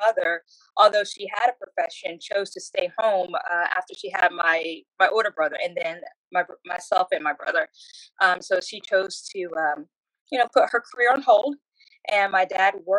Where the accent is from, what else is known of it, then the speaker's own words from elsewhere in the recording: Chesapeake, Virginia, United States; now in Georgia, United States; So I grew up in Chesapeake, Virginia, and initially for the first 15 years of my life, I grew up in a trailer park